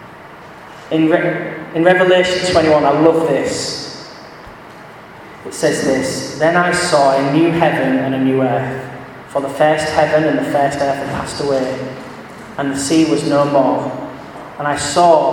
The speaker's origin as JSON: {"language": "English", "region": "England", "country": "United Kingdom", "said": "As English Christians"}